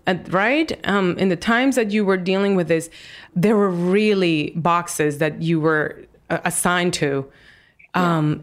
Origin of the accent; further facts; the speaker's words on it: Dominican Republic; moved away; I was a kid in Dominican Republic